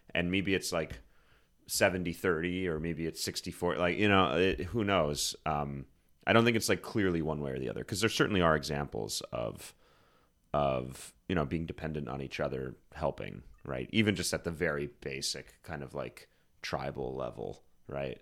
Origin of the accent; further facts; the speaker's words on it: Susquehanna River, Pennsylvania, United States; I grew up on the Susquehanna River.